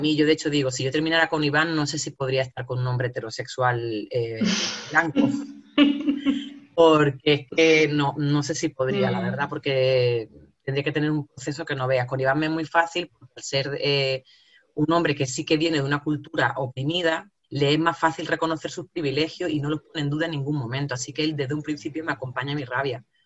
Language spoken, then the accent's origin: Spanish; Jaén, Andalusia, Spain; accent: jienense; moved away; also born or lived in El Salvador; se reían y se siguen riendo de mi acento, eh, que mi acento equivale a lo paleto, a lo cazurro, a un alfabeto, que soy de Jaén